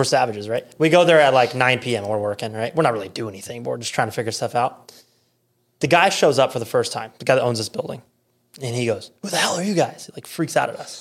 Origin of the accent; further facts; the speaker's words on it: South Dakota, United States; moved away as an adult; also born or lived in Rapid City, South Dakota; now in Omaha, United States; I'm from South Dakota